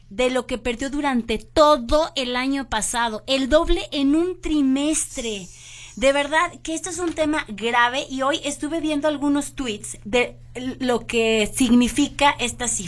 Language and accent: Spanish; Mexico